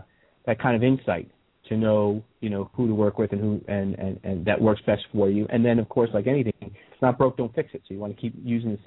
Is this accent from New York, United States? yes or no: yes; New York, United States; moved away; I'm from New York